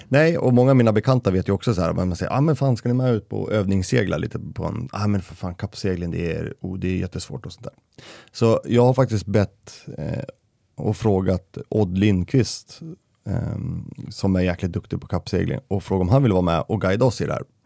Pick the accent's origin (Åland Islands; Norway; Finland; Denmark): Denmark; now in Västerås, Sweden; jag är ju dansk och jag förstår inte ett skit norska